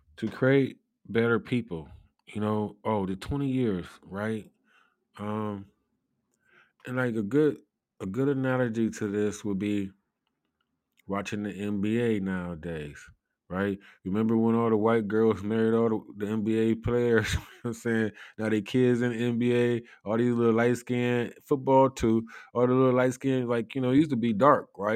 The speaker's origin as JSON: {"language": "English", "town": "Cleveland", "region": "Ohio", "country": "United States", "said": "I come from Cleveland, Ohio"}